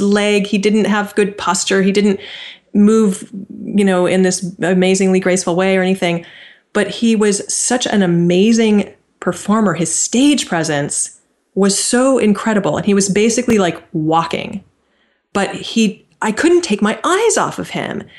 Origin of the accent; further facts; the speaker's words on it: near Stanford University, California, United States; I grew up right near Stanford University.